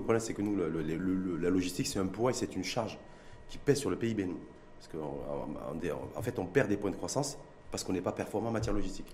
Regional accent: Morocco; chez nous au Maroc, à Casablanca ou à Tanger

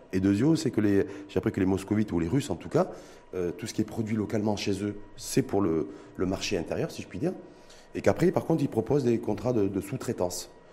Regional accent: Morocco; chez nous au Maroc

